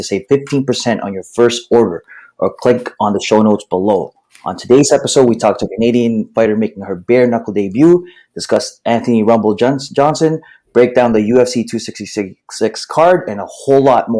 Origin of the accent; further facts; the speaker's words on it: Philippines; I'm the Filipino podcasting machine